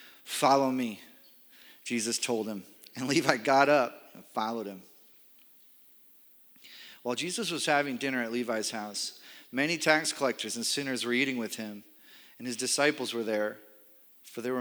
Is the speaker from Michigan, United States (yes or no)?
yes; Michigan, United States; now in Grand Rapids, United States; I am from Michigan